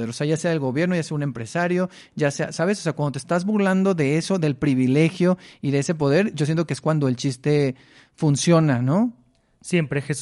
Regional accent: Mexicali, Baja California, Mexico; now in Mexico City, Mexico; Yo soy de, de Mexicali

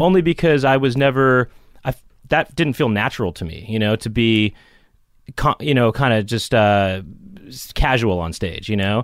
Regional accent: Los Angeles, California, United States; I grew up in Los Angeles.

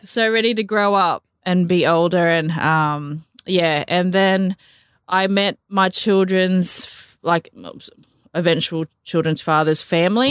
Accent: Gympie, Queensland, Australia; also born or lived in Manly, New South Wales / Miles, Queensland; I grew up in Queensland. Um, spent majority of my life in Gympie

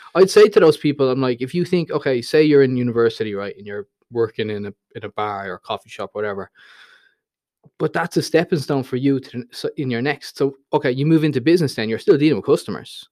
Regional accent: Dublin, Leinster, Ireland; moved away as an adult; also born or lived in Thailand; the Dublin I grew up

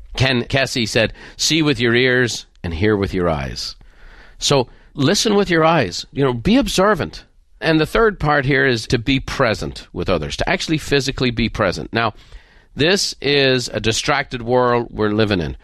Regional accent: Ireland; moved away; growing up in Ireland

